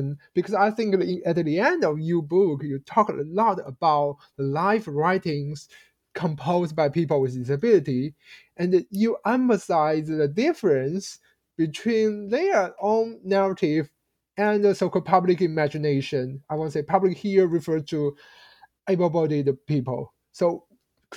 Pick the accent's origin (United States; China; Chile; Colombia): China; I grew up in China in the 1990s